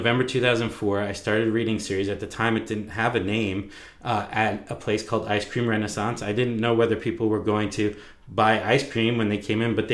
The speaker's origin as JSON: {"language": "English", "area": "Long Island", "region": "New York", "country": "United States", "moved": "yes", "lives_now": "Vancouver, United States", "said": "I'm from Long Island"}